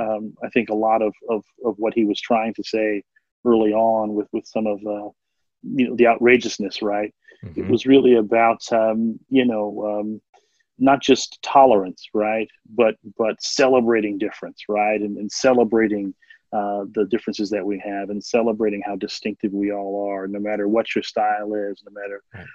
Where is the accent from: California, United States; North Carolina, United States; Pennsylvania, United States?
Pennsylvania, United States; Philadelphia; growing up in Philadelphia in a high poverty, high crime area